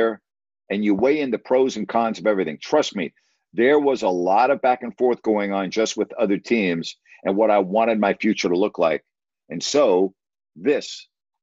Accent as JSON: {"language": "English", "area": "Long Island", "region": "New York", "country": "United States", "tie": "born or raised there", "said": "Where I grew up on Long Island"}